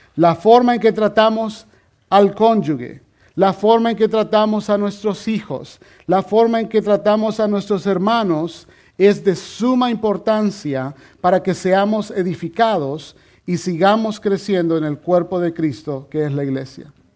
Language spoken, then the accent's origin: Spanish; El Salvador; moved away; yo he perdido varias de mis conexiones con mis familiares en mi país, en El Salvador